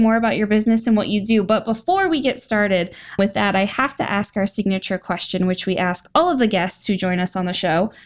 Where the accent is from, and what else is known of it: Ohio, United States